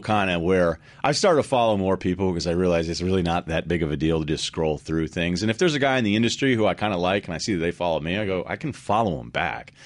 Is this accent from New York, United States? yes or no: no; Massachusetts, United States; also born or lived in Boston; I lived there. I'm from Massachusetts